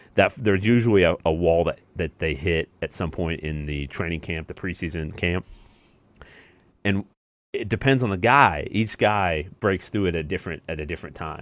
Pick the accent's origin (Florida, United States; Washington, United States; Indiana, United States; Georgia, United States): Indiana, United States; I grew up in Indiana and I went to Purdue.